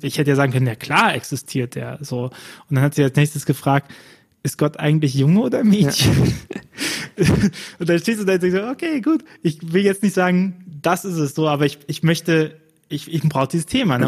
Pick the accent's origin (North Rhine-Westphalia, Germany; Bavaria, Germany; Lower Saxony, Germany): North Rhine-Westphalia, Germany; Bonn; ich bin ja gebürtiger Bonner